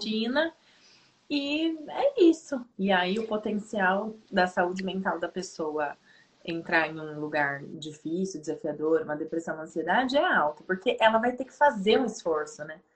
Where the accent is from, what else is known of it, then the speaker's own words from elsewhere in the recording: Piracicaba, São Paulo, Brazil; also born or lived in Bauru; eu fui para Bauru, eu sou de Piracicaba, eu fui para Bauru uma pessoa. E eu voltei cinco anos depois, outra pessoa